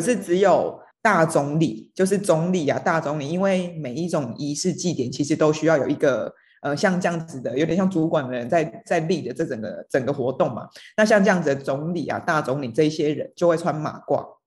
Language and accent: Chinese; Donggang, Pingtung County, Taiwan; 像我们在东港长大